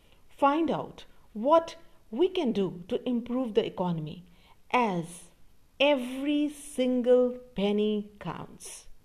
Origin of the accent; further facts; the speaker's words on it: Karnal, Haryana, India; we, the people of India